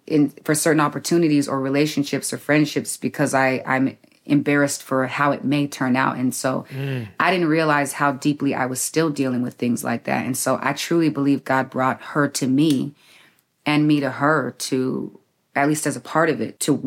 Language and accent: English; San Diego, California, United States; I'm actually from Southeast San Diego. So I'm from the West Coast too